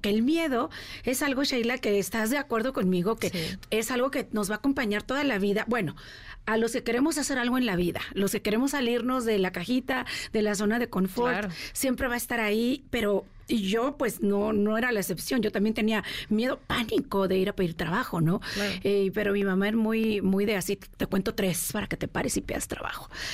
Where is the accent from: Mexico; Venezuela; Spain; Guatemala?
Mexico; moved away as an adult; now in United States; Salí de México a los 18 años con un sueño bajo el brazo de vamos a hacerla los Estados Unidos sin dinero, sin hablar inglés